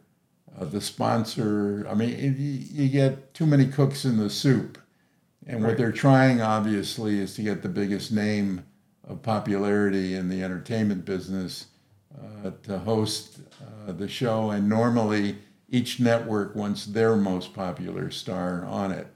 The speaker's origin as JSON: {"language": "English", "town": "Los Angeles", "region": "California", "country": "United States", "tie": "born or raised there", "said": "I grew up in Los Angeles, right next to Hollywood"}